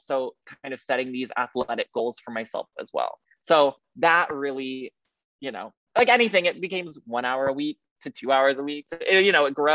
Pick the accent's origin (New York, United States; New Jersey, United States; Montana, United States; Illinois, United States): Illinois, United States; Highland Park; I grew up in the Chicago area in a suburb called Highland Park